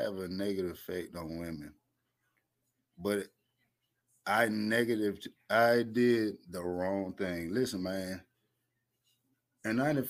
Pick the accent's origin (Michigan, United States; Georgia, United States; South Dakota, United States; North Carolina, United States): Georgia, United States; Atlanta; I'm from Atlanta, the Atlanta area